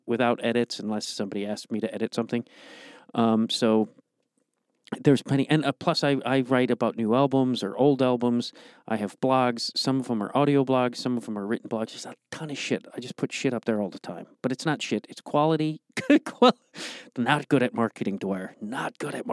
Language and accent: English; Streamwood, Illinois, United States; I grew up in Streamwood.